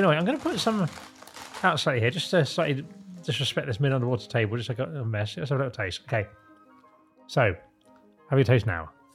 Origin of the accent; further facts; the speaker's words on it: Isle of Sheppey, South East England, United Kingdom; when I was growing up on the Isle of Sheppey